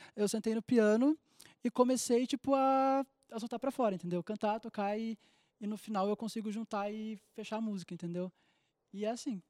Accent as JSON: {"language": "Portuguese", "town": "Gravataí", "region": "Rio Grande do Sul", "country": "Brazil", "said": "eu sou de Gravataí, no Rio Grande do Sul, do lado de Porto Alegre"}